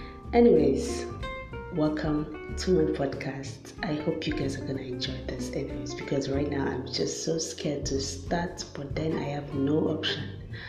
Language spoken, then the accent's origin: English; Nigeria; I'm a Nigerian